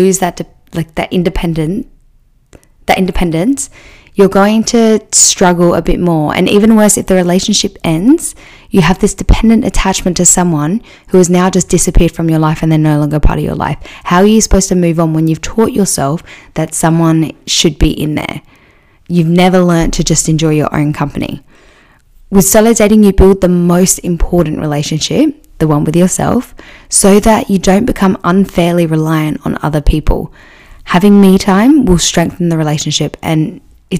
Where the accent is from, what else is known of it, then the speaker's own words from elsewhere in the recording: Adelaide, South Australia, Australia; my hometown in Adelaide